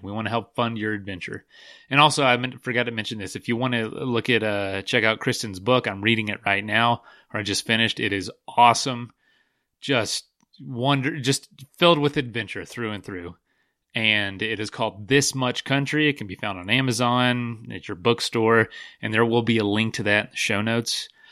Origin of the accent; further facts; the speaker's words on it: Florida, United States; I'm from Florida